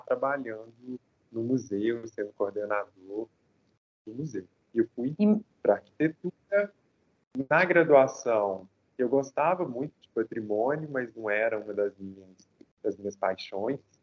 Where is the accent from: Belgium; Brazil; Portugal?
Brazil; interior of Minas Gerais; eu sou do interior de Minas. Né? Então a gente não tinha tanto acesso a equipamentos culturais